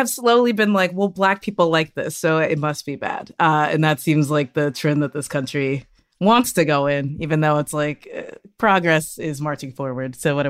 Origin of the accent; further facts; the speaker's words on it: the South, United States; As a Southerner, yeah.